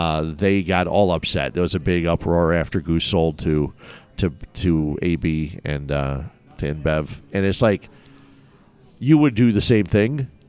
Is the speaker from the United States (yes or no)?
yes; Cicero, Illinois, United States; also born or lived in Westmont / Downers Grove; I grew up in Cicero.